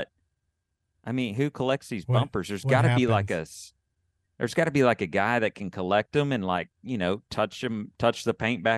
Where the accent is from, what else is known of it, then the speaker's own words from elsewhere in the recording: Texas, United States; to be treated the way, you know, that you would treat a California license plate in the South when I'm really from Texas.